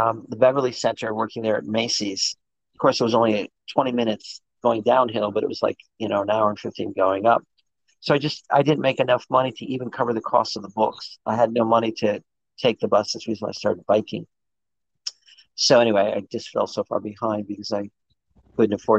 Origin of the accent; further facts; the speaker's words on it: India; moved away as an adult; I grew up in India, I was, at 18, I was in India, I was a little Buddhist monk studying